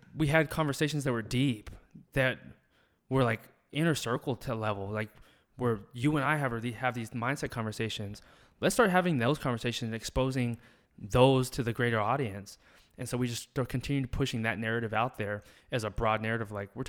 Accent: the South, United States; Both our parents are military. Both of our moms are nurses. And it's just like, we came from the South

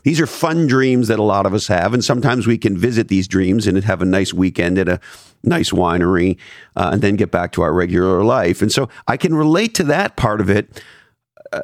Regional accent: Canada; moved away; I'm originally from Canada

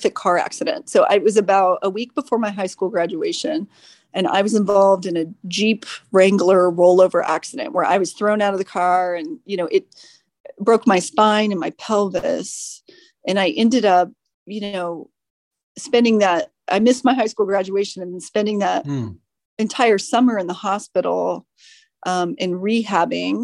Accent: Decatur, Illinois, United States; now in San Francisco, United States; I grew up in central Illinois, small town called Decatur, Illinois.

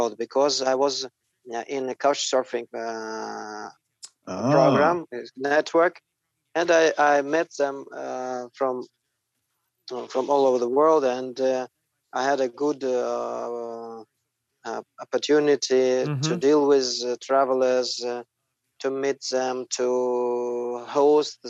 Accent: Dagestanskiye Ogni, Dagestan, Russia; English is a second language; I was born in, actually, close to Derbent in the city Dagestanskiy Ogni. It's like a twin. It's like a satellite city for Derbent, and I was born here and worked and lived all my life here.

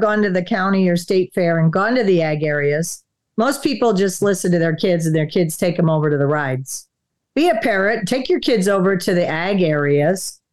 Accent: Wisconsin, United States; moved away; also born or lived in Florida; we grew up in Wisconsin and then moved to Florida.

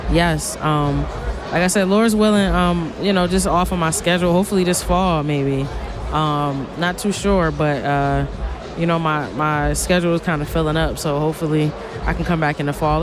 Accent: Buffalo, New York, United States; I'm from Buffalo, New York

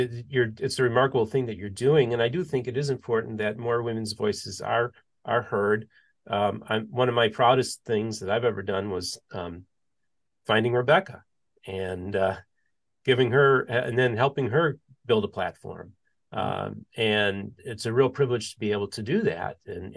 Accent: United States; just being an American white male, it grants me a lot of privileges that a lot of people don't have.

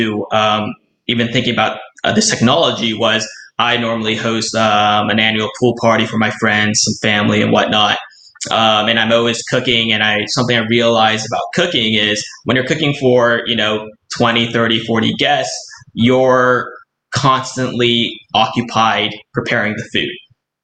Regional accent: California, United States; also born or lived in Los Angeles / Taiwan; I'm actually from California, and I actually still live

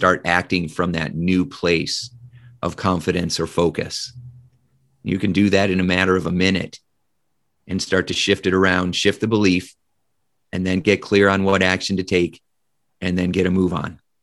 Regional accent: Indiana, United States; I grew up in Indiana in the Midwest

